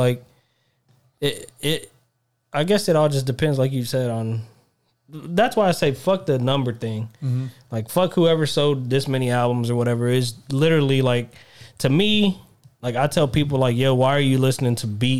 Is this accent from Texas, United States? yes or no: yes; Texas, United States; born there; Even though I was born in Texas